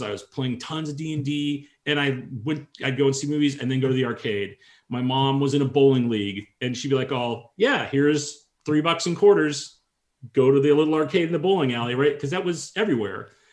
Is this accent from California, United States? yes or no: yes; San Francisco Bay Area, Northern California, United States; I grew up in Northern California, okay, the, the, San Francisco Bay Area.